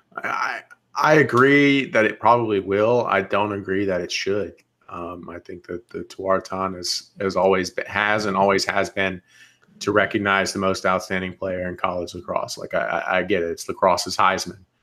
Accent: North Carolina, United States; I'm from North Carolina

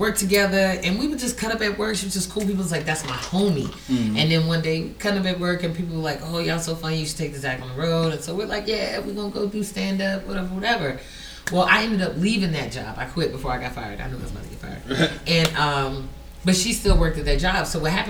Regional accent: Fayetteville, North Carolina, United States; also born or lived in Baltimore / Germany; I was born and raised in Fayetteville, North Carolina, or Fort Bragg, the military base. And then I lived in Baltimore for like a couple years when my mother had to deploy. Then I moved to Germany. I went to high school in Germany.

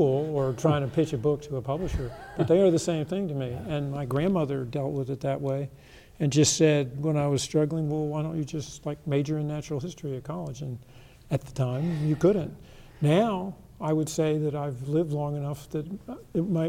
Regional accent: the Carolinas, United States; moved away; also born or lived in Eastern Washington; Where I grew up in the Carolinas, there was gold mining and precious mineral mining

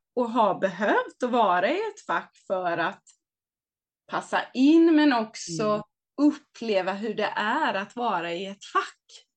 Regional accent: Hultsfred, Kalmar County, Sweden; now in Varberg, Sweden; jag kommer från Småland, Hultsfred

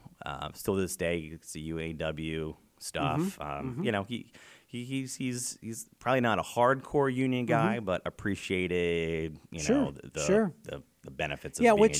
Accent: Spring Grove, Pennsylvania, United States; Well, we grew up in Papertown, Pennsylvania, Spring Grove. I was actually born September 1979, so a few months after TMI.

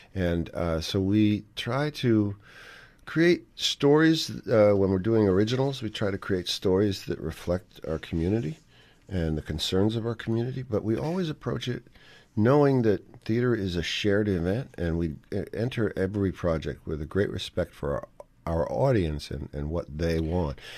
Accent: New York City, New York, United States; when I was growing up in New York City.

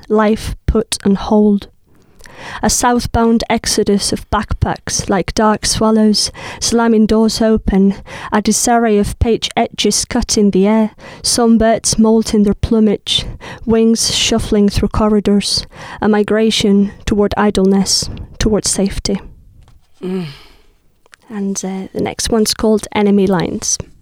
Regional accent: hometown of Lorca, Andalusia, Spain; first language Spanish; English is a second language; moved away as an adult; now in United Kingdom; from my hometown

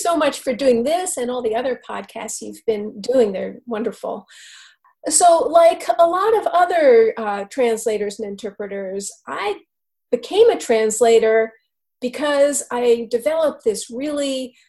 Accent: New York City, New York, United States; I grew up in New York City

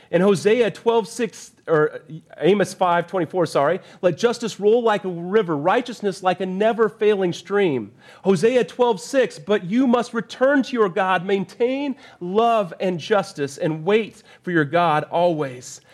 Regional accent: Arvada, Colorado, United States; moved away as an adult; now in Durham, United States; I grew up in Arvada, Colorado for a vast majority of my life.

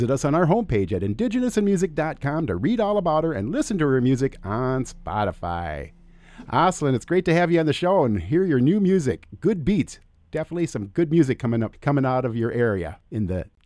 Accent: Minneapolis, Minnesota, United States; I'm from Minneapolis

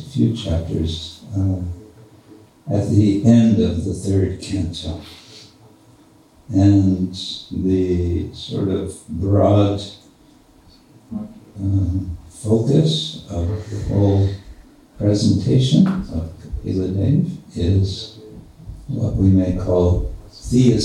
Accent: United States; accent: American English; my American English.

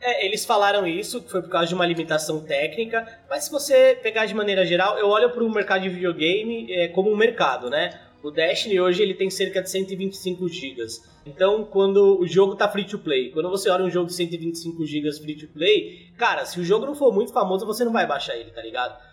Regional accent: São Bernardo do Campo, São Paulo, Brazil; Eu sou de São Bernardo, ABC Paulista

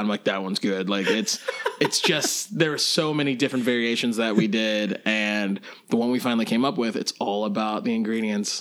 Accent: Lexington, Kentucky, United States; I grew up in Lexington, Kentucky

